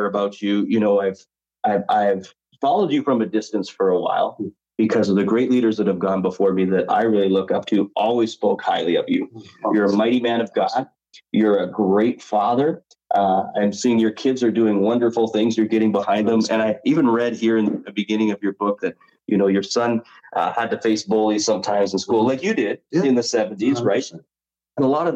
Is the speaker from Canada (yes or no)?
yes; Chilliwack, British Columbia, Canada; I'm from Vancouver, Canada area, in a community called Chilliwack